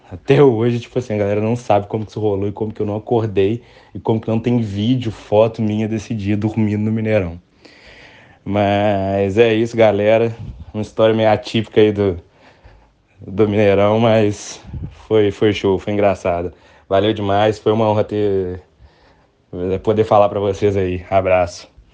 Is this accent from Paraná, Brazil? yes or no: no; Conselheiro Lafaiete, Minas Gerais, Brazil; eu sou de Lafayette